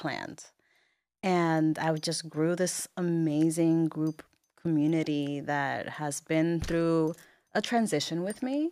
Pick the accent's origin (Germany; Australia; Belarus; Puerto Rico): Puerto Rico; Bayamón; moved away as an adult; also born or lived in Miami; I was raised in Bayamon. I went to high school in Bayamon